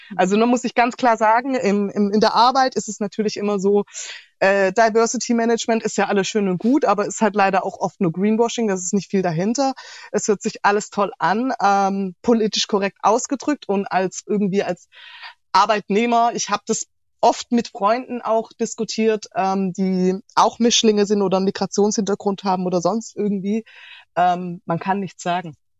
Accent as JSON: {"language": "German", "town": "Heilbronn", "region": "Baden-Württemberg", "country": "Germany", "tie": "born or raised there", "also_born_or_lived": "Sri Lanka", "said": "Tatsächlich aus Heilbronn"}